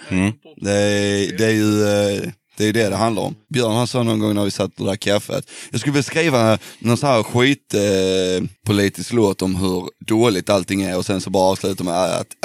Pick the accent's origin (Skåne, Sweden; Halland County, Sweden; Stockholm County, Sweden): Skåne, Sweden; Det är där vi kommer från ju. Vi är från Skåne.